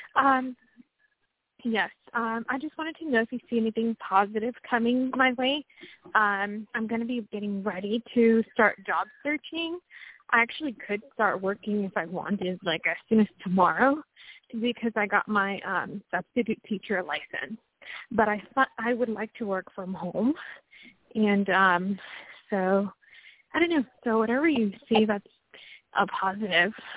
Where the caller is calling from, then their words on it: Washington, United States; I'm calling from Washington State